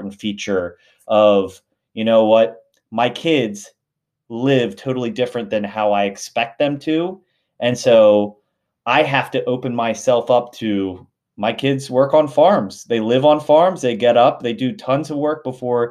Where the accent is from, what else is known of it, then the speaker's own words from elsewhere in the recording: outside of Philadelphia, Pennsylvania, United States; also born or lived in Lancaster County, Pennsylvania; I grew up right outside of Philadelphia